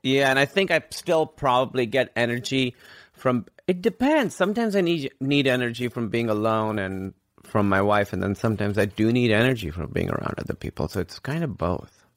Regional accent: Karachi, Sindh, Pakistan; moved away as an adult; also born or lived in Grinnell, Iowa / New York; I grew up in Karachi, which is, like, the biggest city in Pakistan.

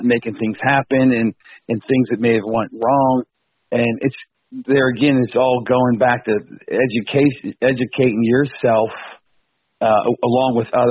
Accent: Pittsburgh, Pennsylvania, United States; I'm from Pittsburgh, Pennsylvania

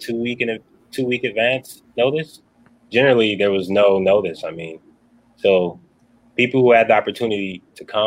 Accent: New Orleans, Louisiana, United States; moved away as an adult; also born or lived in Texas; now in Minnesota, United States; I'm from New Orleans

